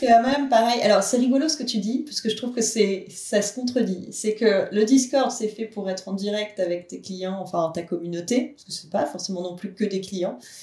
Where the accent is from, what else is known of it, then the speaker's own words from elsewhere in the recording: France; on est français